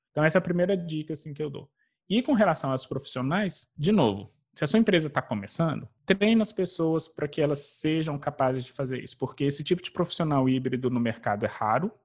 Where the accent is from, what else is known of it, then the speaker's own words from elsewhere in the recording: Belo Horizonte, Minas Gerais, Brazil; moved away as an adult; now in New York, United States; eu sou mineiro de BH, nasci, cresci é, na comunidade do Alto Veracruz, em Belo Horizonte.